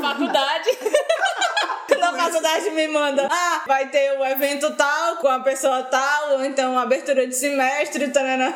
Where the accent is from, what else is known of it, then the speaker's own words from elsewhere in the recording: São Paulo, Brazil; Eu sou paulista.